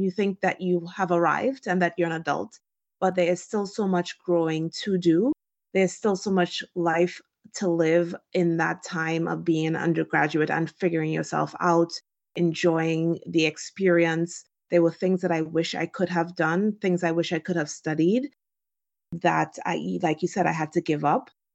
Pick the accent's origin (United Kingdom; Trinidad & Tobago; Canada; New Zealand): Trinidad & Tobago; moved away as an adult; also born or lived in Washington, D.C., United States; now in United States; I was born and raised in Trinidad and Tobago